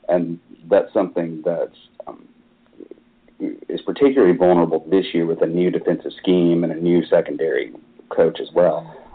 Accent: North Alabama, United States; also born or lived in Western North Carolina / Tuscaloosa, Alabama; I'm 41, 42. I'm 42 now? Yeah, I'm 42. And I was born in Western North Carolina and primarily lived when I was a little kid up in North Alabama.

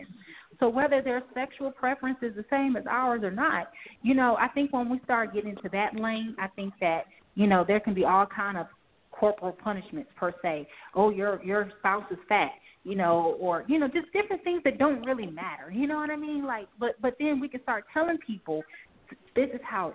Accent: Gary, Indiana, United States; my hometown of Gary, Indiana.

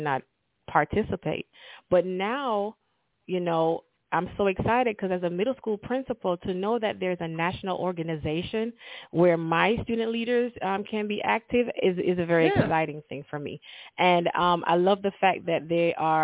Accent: Kingston, Jamaica; moved away as an adult; now in Georgia, United States; I'm from Kingston, Jamaica

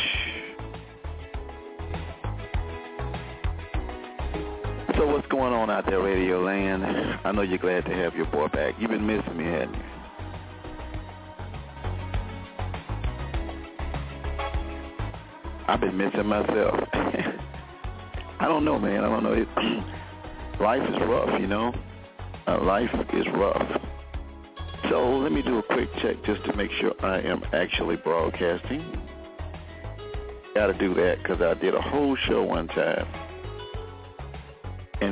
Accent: Selma, Alabama, United States; moved away; when I was growing up in Selma, Alabama

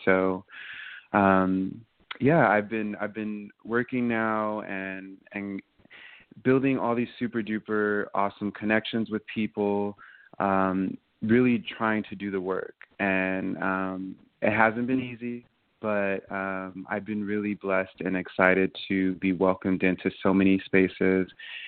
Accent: California, United States; I am a doula, a birth doula, and I'm from Northern California

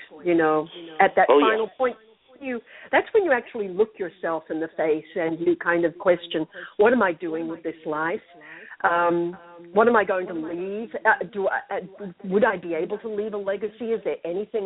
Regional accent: Australia; when I was growing up in Australia

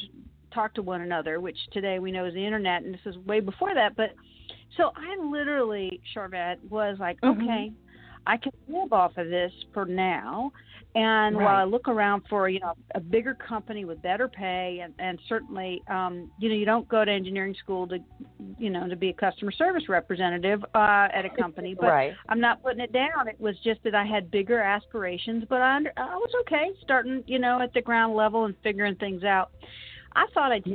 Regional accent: Williamsburg, Virginia, United States; I was actually born and raised in Williamsburg, Virginia

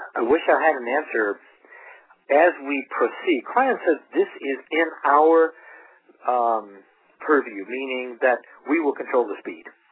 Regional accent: United States; as American

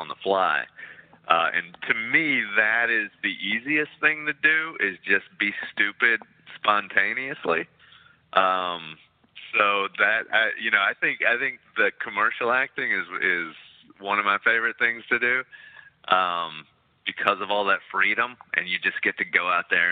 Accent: Texas, United States; now in New York City, United States; I'm from Texas and that's a big part of me

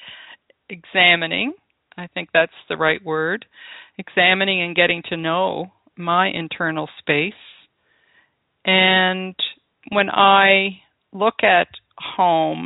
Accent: Cape Breton, Nova Scotia, Canada; home was our house in Cape Breton. Home was with my family

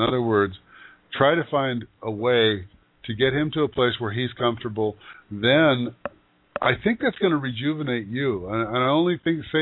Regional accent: Yakima Valley, Washington, United States; moved away; I grew up in the Yakima Valley

